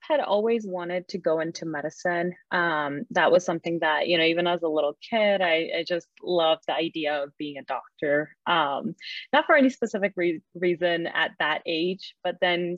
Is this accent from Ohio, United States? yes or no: no; Indiana, United States; also born or lived in Chicago; So I was born in India, and my family moved here when I was in second grade. So I've been there here since then. We moved to Chicago and then to Indiana